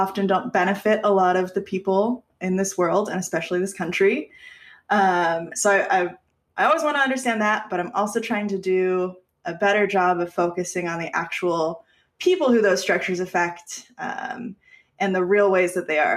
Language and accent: English; Aliso Viejo, California, United States; Southern Orange County, Aliso Viejo, which is where I grew up